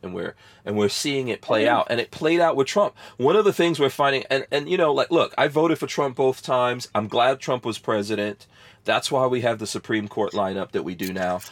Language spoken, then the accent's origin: English; Guyana; now in United States; I was born in Guyana, and I'm half black and half Indian